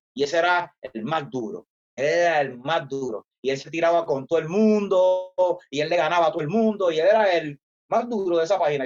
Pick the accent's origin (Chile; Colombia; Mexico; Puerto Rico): Puerto Rico; Isabela; de donde soy, Isabela, que es el pueblo, como el town